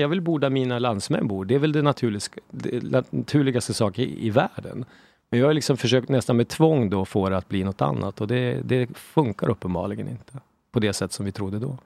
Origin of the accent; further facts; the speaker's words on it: Sweden; vi som svenskar